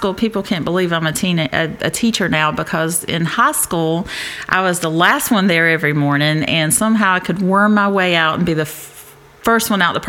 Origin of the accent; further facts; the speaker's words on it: Dillon, South Carolina, United States; also born or lived in Marion / Florence; Actually, I was born in Marion and moved to Dillon.